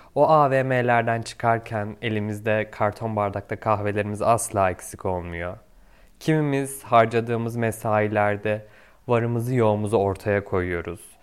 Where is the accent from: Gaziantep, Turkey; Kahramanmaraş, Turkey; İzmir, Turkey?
Kahramanmaraş, Turkey; doksan yedi yılında Kahramanmaraş'ta doğdum.